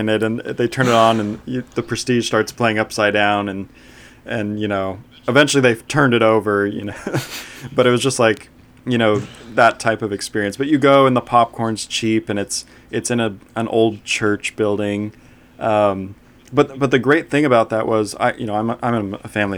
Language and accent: English; Huntington Beach, California, United States; I grew up in Huntington Beach, California